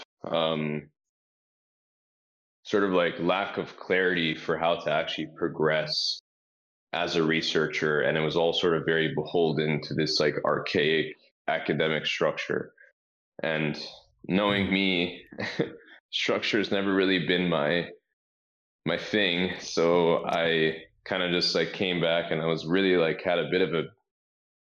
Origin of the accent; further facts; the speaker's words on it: Rhode Island, United States; I grew up in Rhode Island